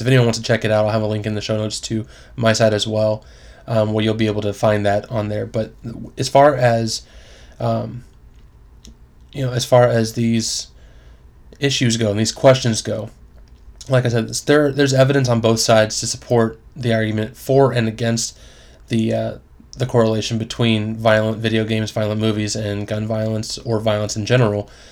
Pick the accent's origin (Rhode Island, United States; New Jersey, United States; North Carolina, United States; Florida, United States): Florida, United States; I grew up in Florida